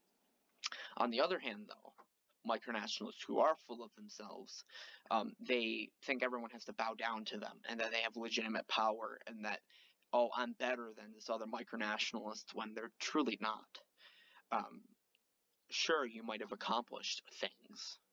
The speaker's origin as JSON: {"language": "English", "country": "United States", "said": "I'm an American citizen"}